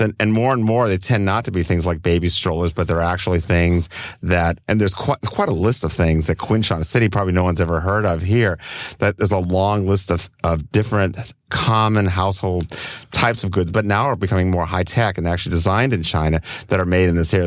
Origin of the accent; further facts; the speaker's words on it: Copenhagen, Capital Region of Denmark, Denmark; now in Oakland, United States; I grew up, I was originally from Copenhagen in, in Denmark.